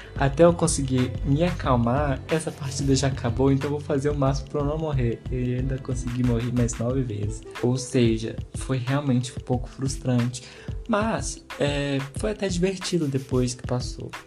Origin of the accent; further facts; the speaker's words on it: Brazil; a gente que é brasileiro